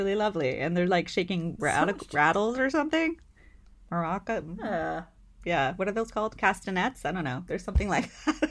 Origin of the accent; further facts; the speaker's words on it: East Coast, United States; Though I grew up on the East Coast, a lot of people mistake me for a Californian because of my accent or my speech or whatever